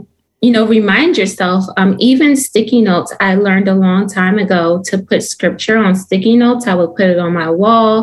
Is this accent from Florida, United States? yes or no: no; Philadelphia, Pennsylvania, United States; moved away as an adult; now in North Carolina, United States; I'm originally from Philadelphia, Pennsylvania